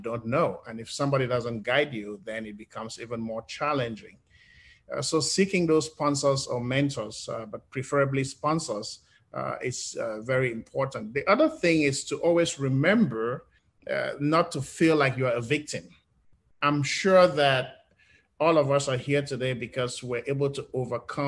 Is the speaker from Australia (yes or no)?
no; Cameroon; moved away as an adult; now in United States; being an English-speaking person growing up in Cameroon